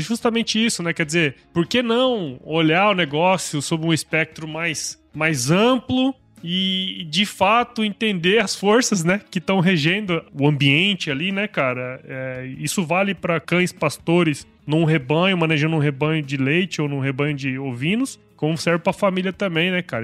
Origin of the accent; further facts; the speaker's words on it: Mato Grosso, Brazil; Eu sou de Mato Grosso.